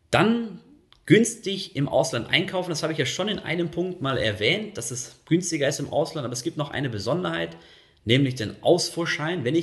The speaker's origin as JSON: {"language": "German", "country": "Germany", "tie": "born or raised there", "moved": "as an adult", "lives_now": "Switzerland", "said": "Das äh, das habe ich äh, vorher in der Region, wo ich groß geworden bin, habe ich das nie, nie so erlebt. Und ich sehe das auch jedes Mal, wenn ich dann wieder nach, mm, nach äh, Deutschland fahre, in meine Heimat, meine Heimatregion."}